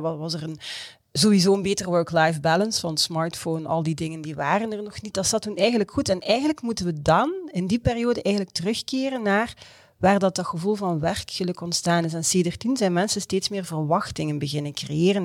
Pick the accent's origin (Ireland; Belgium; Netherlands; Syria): Belgium; als Belg